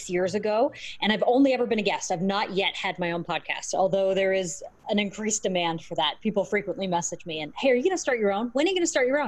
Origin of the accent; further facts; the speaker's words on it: Canada; I'm Canadian